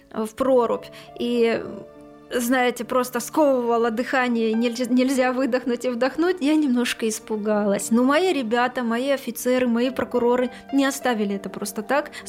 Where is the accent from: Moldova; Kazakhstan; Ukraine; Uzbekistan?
Ukraine; Crimea; Вот крымчане, я крымчанка, с симферопольской пропиской я пройти бесплатно на территорию Херсонеса уже не могу.